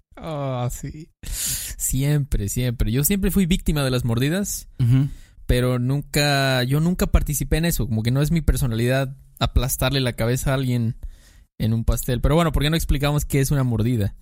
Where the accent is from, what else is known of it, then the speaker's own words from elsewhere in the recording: Mexico; como mexicano, pues creces con eso